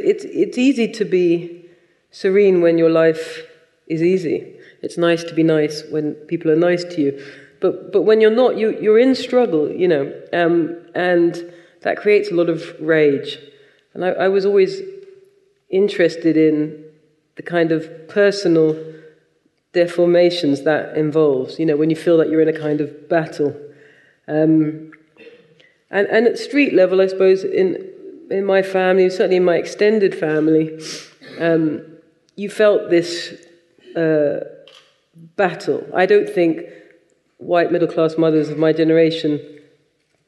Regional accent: United Kingdom; when I was about 12, having a discussion with some other Jamaican British children

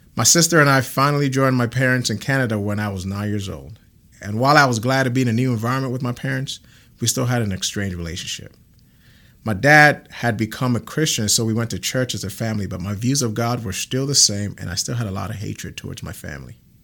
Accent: Ghana; now in Grand Prairie, Texas, United States; I'm originally from Ghana, West Africa

